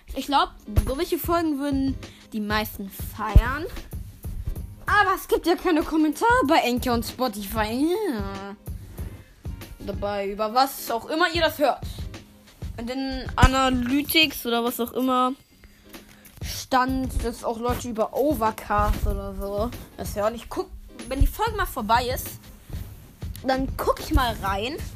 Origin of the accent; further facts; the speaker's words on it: Northern Germany, Germany; ich komme aus Norddeutschland